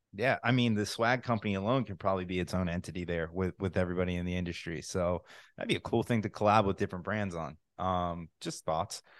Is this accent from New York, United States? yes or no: no; New Jersey, United States; now in Florida, United States; I'm from New Jersey originally